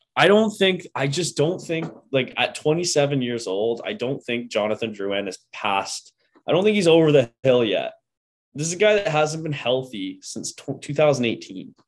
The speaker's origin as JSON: {"language": "English", "town": "Port Hope", "region": "Ontario", "country": "Canada", "tie": "born or raised there", "said": "Port Hope, Ontario, my, like, my hometown"}